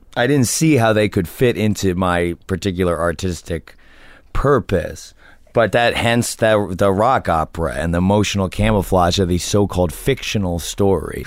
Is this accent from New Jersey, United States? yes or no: yes; New Jersey, United States; I'm from New Jersey just like he is